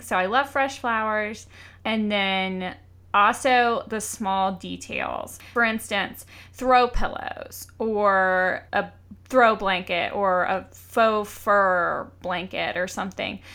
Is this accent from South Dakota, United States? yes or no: no; Georgia, United States; I grew up in Georgia, so little southern touches are, I think, are really quaint and remind me of home